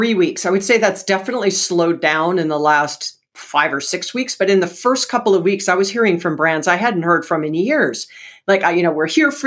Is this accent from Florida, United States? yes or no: no; Hawaii, United States; I was born and raised in Hawaii